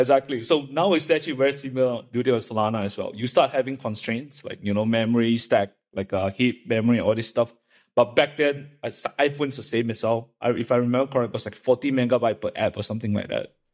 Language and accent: English; Malaysia; moved away as an adult; also born or lived in Illinois, United States; I grew up in Malaysia